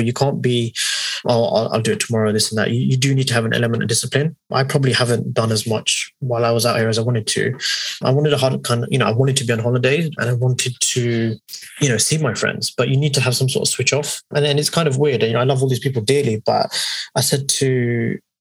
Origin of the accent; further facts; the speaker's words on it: Hounslow, London, United Kingdom; we say we're from Hounslow